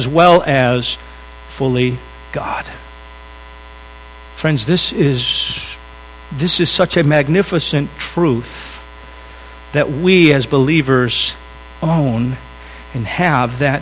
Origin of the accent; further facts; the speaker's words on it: United States; I am an American